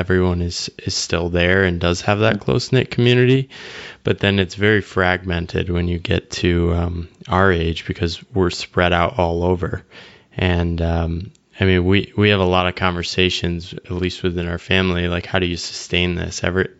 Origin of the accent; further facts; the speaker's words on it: Connecticut, United States; moved away; a small town I grew up in Connecticut.